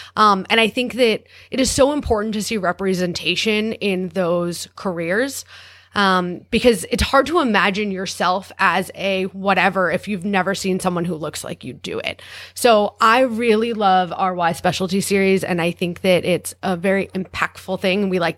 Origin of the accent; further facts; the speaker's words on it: New York, United States; I'm a New Yorker.